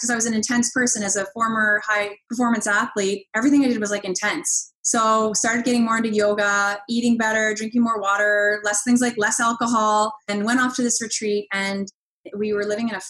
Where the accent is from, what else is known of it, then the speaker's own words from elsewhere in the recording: Halifax, Nova Scotia, Canada; now in Ottawa, Canada; I grew up in Halifax, Nova Scotia.